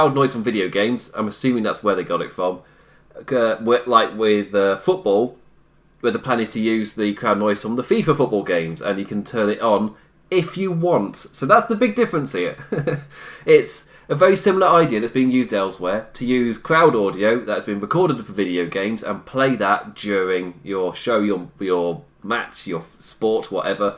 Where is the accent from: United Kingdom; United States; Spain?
United Kingdom; as a British man. A British man with Irish blood